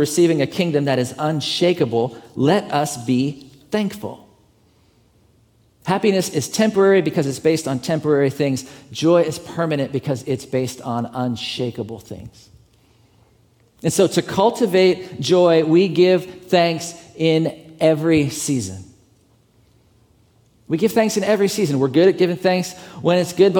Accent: Pittsburgh, Pennsylvania, United States; moved away; also born or lived in Atlanta; Pittsburgh, to this church there. It's my hometown

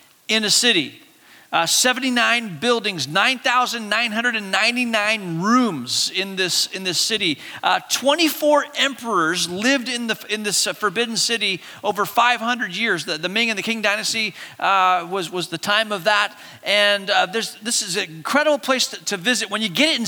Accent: Hong Kong; moved away; I could go back to my hometown.

